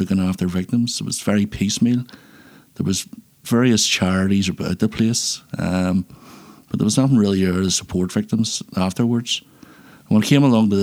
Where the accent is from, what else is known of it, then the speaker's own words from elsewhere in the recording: Belfast, Northern Ireland, United Kingdom; I was born in Belfast in 1972 and lived here. And I've lived here for my life ever since